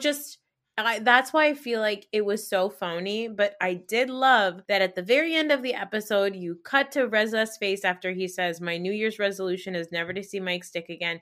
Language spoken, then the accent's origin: English; Pakistan; as Pakistani women